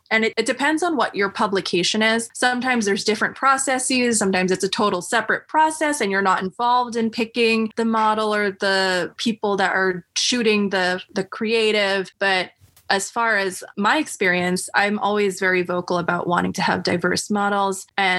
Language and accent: English; United States; being Filipino American, I'm always invested in telling Filipino American stories too, and Filipino stories.